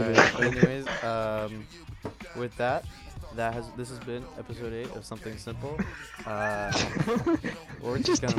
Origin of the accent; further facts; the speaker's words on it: Lakewood, California, United States; I'm from Lakewood, California.